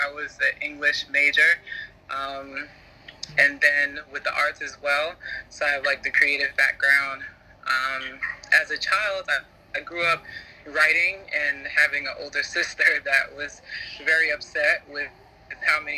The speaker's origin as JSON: {"language": "English", "country": "United States", "said": "as an American, but having African parents and African family"}